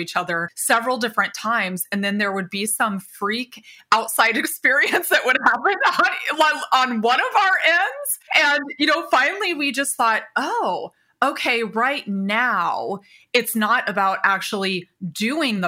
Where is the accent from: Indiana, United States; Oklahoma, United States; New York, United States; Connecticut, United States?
Indiana, United States; moved away as an adult; also born or lived in California; I was born and raised in Indiana, small town